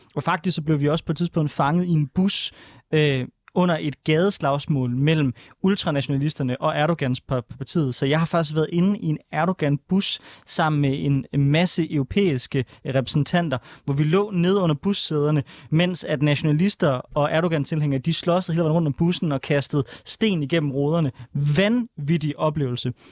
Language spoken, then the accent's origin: Danish; Denmark; jeg kommer fra Danmark